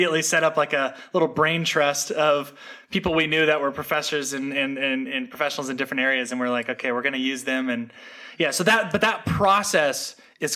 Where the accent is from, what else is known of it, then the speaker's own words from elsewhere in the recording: Seattle, Washington, United States; also born or lived in West Virginia; now in Austin, United States; I grew up in Seattle, Washington